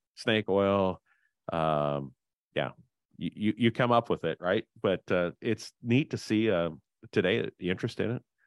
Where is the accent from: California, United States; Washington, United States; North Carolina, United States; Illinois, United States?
Illinois, United States; Henry County; I grew up in Henry County, the self-proclaimed hog capital of the world